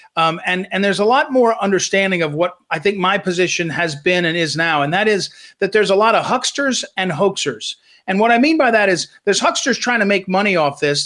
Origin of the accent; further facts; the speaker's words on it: Missouri, United States; Missouri, my home state